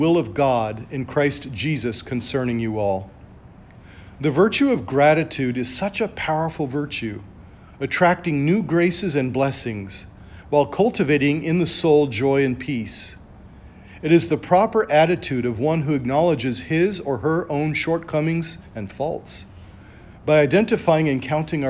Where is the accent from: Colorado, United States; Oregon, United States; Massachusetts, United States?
Colorado, United States; I'm from Colorado